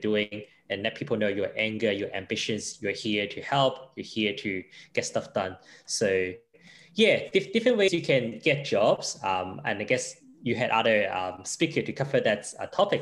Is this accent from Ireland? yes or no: no; Hong Kong; English is a second language; moved away as an adult; now in Brisbane, Australia; I was from Hong Kong